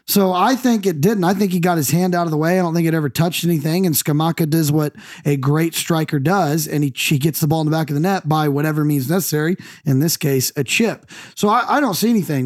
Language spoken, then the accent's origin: English; United States; I'm the American here